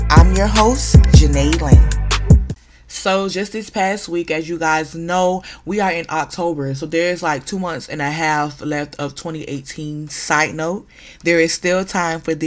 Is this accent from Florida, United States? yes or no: yes; Broward County, Florida, United States; A Broward County girl to the death of me. I am from Broward County